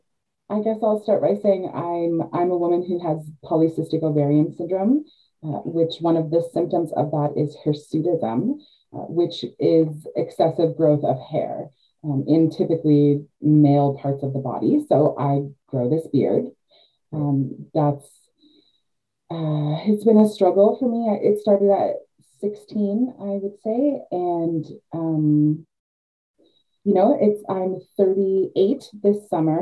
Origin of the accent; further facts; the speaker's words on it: Canada; also born or lived in Georgian Bay, Ontario; I am Canadian. Yeah. I live in Georgian Bay, Ontario, Canada